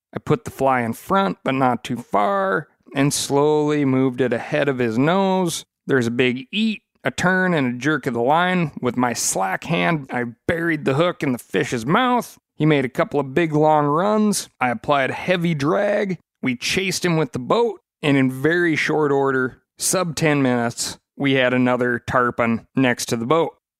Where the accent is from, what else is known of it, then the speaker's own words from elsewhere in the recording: Montana, United States; moved away; my home state of Montana